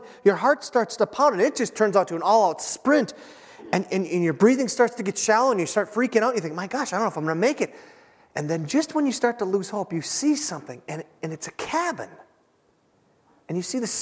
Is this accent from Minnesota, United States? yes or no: yes; Minnesota, United States; we're from Minnesota